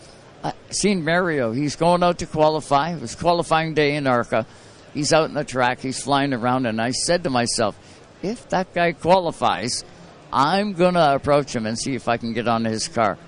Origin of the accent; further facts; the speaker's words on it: Canada; I'm from Canada.